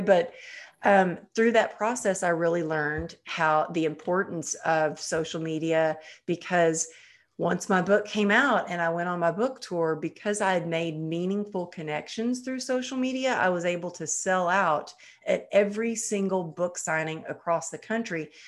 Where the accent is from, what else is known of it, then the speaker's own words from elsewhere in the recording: Texas, United States; growing up in Texas